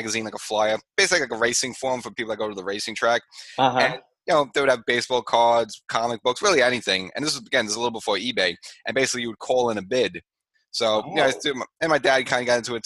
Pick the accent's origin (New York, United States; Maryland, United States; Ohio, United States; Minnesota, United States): New York, United States; New York City; I'm from the Bronx